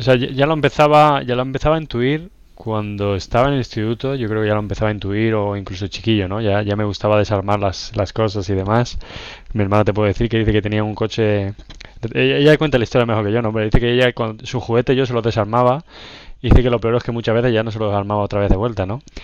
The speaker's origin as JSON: {"language": "Spanish", "town": "La Roda", "region": "Castilla-La Mancha", "country": "Spain", "also_born_or_lived": "London", "moved": "yes", "said": "soy de La Roda, Albacete, Castilla-La Mancha"}